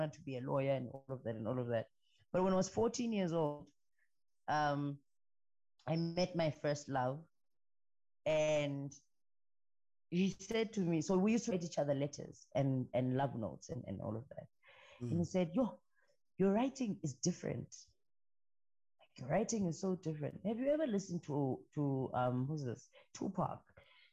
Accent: Ngaleni and Port Elizabeth, Eastern Cape, South Africa; also born or lived in Tabankulu; I grew up between PE and in Ngaleni

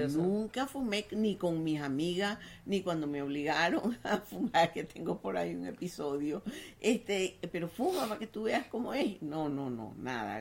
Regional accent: Venezuela; also born or lived in Paris; los venezolanos no éramos inmigrantes

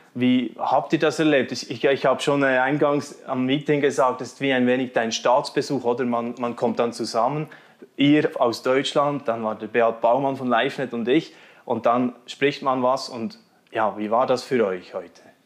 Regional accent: Switzerland

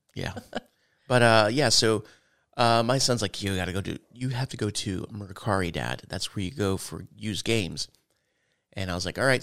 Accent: United States

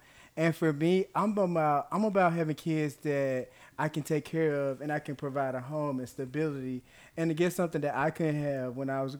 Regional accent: Mississippi, United States; I'm from Mississippi

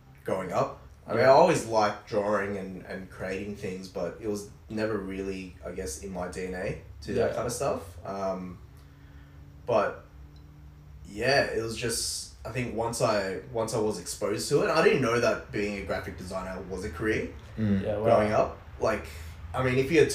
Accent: Camden, New South Wales, Australia; I grew up in Camden, but I like to say I'm, you know, from Campbelltown

